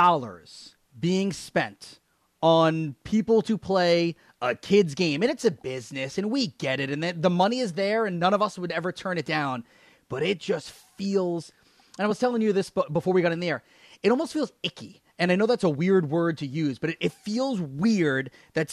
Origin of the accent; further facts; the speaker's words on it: New York metropolitan area, United States; you and I grew up in the New York area